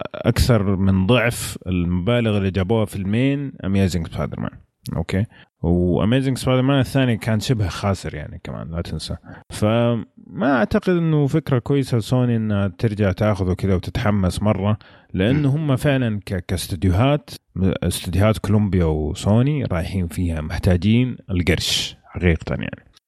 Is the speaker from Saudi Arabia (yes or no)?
yes; Saudi Arabia; عندنا في السعوديه